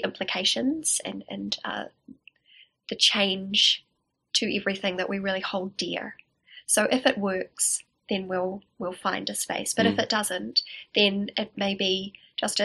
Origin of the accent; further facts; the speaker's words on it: Upper Hutt, Wellington, New Zealand; also born or lived in Gisborne; I grew up in Upper Hutt, and I went to school in Lower Hutt